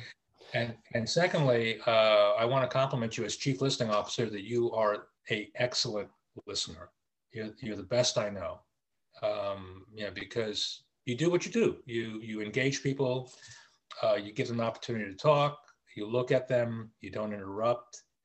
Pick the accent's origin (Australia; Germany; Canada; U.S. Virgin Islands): U.S. Virgin Islands; Charlotte Amalie; I grew up in the Virgin Islands in the Caribbean in, in St. Thomas.